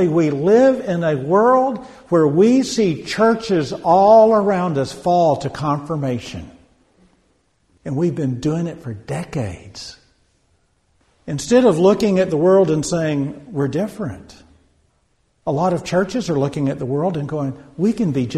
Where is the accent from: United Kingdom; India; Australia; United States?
United States